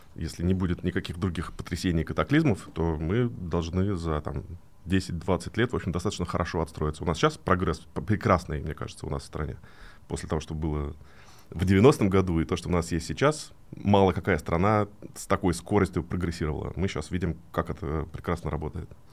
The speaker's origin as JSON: {"language": "Russian", "region": "Moscow", "country": "Russia", "tie": "born or raised there", "said": "где я вырос в Москве, такой район Медведково с панельными этажами"}